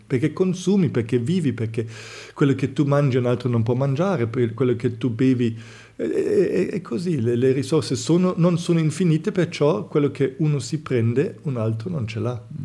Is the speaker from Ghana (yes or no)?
no; Germany; moved away; io vengo dalla Germania